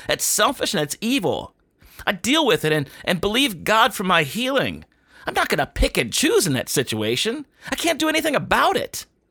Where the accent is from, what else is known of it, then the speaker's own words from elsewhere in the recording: United States; as an American